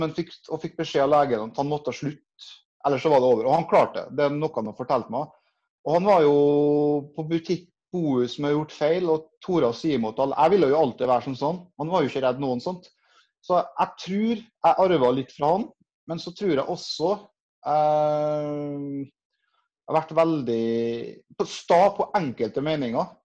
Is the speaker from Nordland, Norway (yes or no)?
no; Kristiansund, Møre og Romsdal, Norway; now in Trondheim, Norway; Så er jeg fra Kristiansund opprinnelig og bor i Trondheim